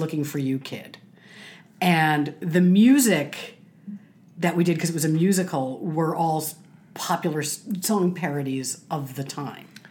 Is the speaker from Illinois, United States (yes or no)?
yes; Chicago, Illinois, United States; moved away; When I was a kid, I grew up in Chicago